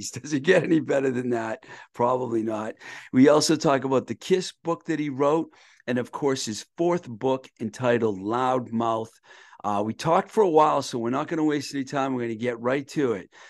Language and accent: English; Boston, Massachusetts, United States; also born or lived in New York; I'm from Boston, but I lived in New York uh, twice.